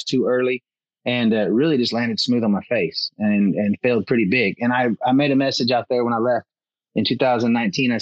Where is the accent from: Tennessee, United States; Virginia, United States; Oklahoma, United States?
Oklahoma, United States; Northeast; a kid growing up in Northeast Oklahoma